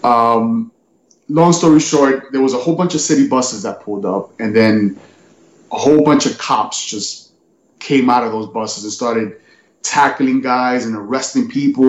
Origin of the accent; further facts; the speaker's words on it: New York City, New York, United States; also born or lived in Bronx; in my neighborhood, I grew up on in Manhattan. It was a cross between Spanish Harlem and Washington Heights.